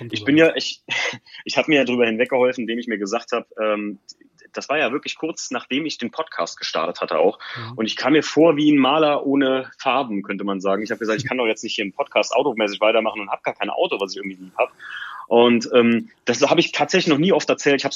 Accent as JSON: {"language": "German", "region": "Rhineland-Palatinate", "country": "Germany", "said": "Wir kommen hier aus der Nähe vom Nürburgring."}